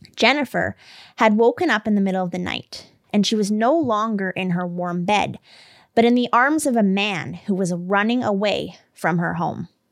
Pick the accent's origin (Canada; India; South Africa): Canada; I'm Canadian